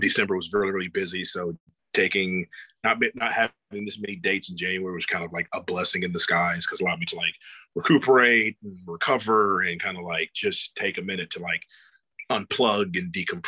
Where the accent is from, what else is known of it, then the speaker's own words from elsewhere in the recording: Georgia, United States; I'm from Georgia, so I'm a big Georgia boy